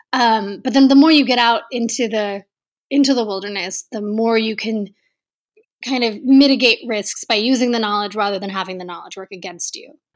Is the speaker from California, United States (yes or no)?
no; Texas, United States; I grew up in Texas